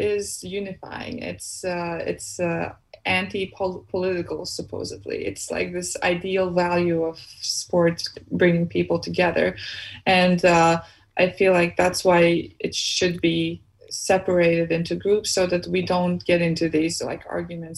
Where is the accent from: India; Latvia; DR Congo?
Latvia; moved away as an adult; now in United States; my hometown